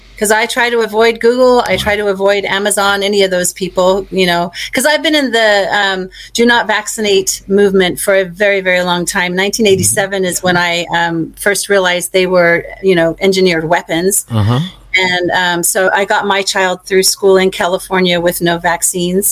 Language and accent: English; Victoria, Australia; also born or lived in Bendigo, Australia; now in United States; I was born in Australia in Victoria